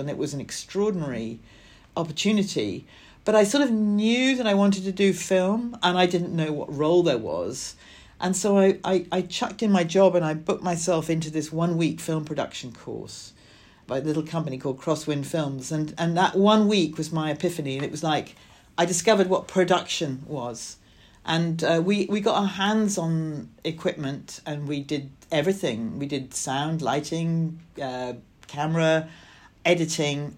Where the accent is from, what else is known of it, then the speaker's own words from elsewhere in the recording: Scotland, United Kingdom; I grew up in Scotland in a, a small town